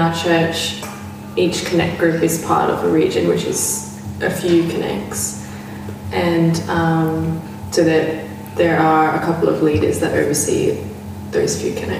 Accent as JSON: {"language": "English", "town": "Perth", "region": "Western Australia", "country": "Australia", "tie": "born or raised there", "also_born_or_lived": "Rockingham", "said": "I was born in Rockingham, WA, and my family moved up to Perth when I was about six, and been here since."}